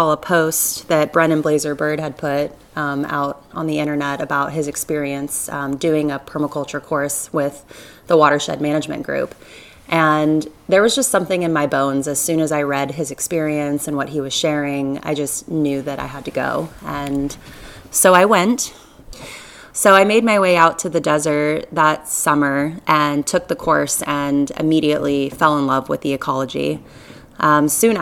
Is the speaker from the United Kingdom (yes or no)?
no; Southwest Florida, United States; I grew up in Southwest Florida